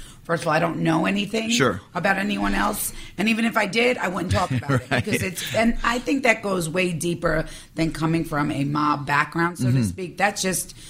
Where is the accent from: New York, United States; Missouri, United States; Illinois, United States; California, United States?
New York, United States; New York City; accent: New York; I'm like, New York.